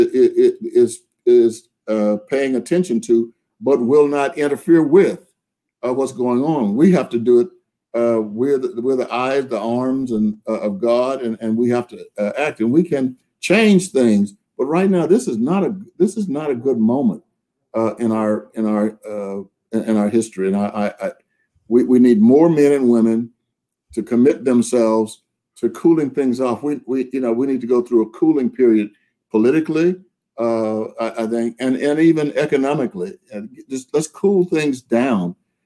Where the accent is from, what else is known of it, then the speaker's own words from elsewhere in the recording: Texas, United States; I grew up in Texas during the Jim Crow era